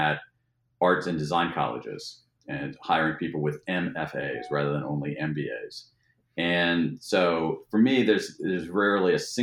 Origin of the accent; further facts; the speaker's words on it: Ohio, United States; now in Washington, D.C., United States; I grew up in Ohio